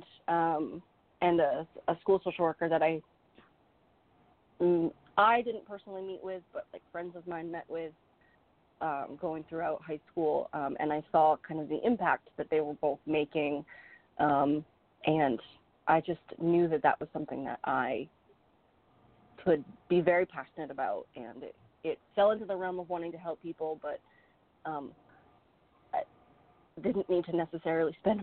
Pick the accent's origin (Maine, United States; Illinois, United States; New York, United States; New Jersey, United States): Maine, United States; I live and I was born and raised in Maine